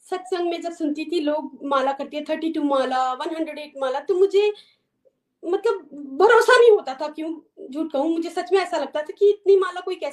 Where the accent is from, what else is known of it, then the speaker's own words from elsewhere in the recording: Chamba, Himachal Pradesh, India; moved away as an adult; now in United States; मैं बेसिकली चंबा से हूँ एंड आफ्टर मैरिज हम लोग जो हैं यूएस में सेटल हैं बचपन से ही हमारे घर में भक्तिमय माहौल था